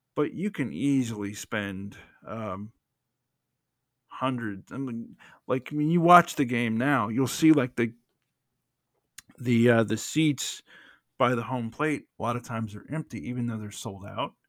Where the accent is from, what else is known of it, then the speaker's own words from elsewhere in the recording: United States; I'm coming from an, an, a perspective as an American